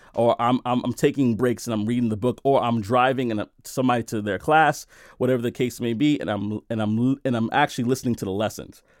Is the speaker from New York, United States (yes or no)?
yes; New York City, New York, United States; I came from Brooklyn, New York, And I grew up in the worst neighborhoods. I grew up in Brownsville. I grew up in East New York, right?